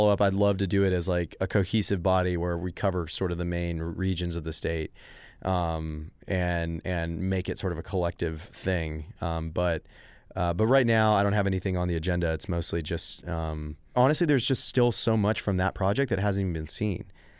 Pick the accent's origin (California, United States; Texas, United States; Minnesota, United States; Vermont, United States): Texas, United States; going back to your question about being Texan